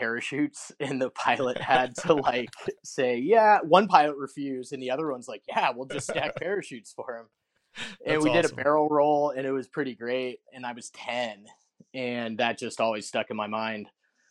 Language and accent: English; Golden, Colorado, United States; I grew up in Colorado, kind of on the Front Range there in Golden, West Denver.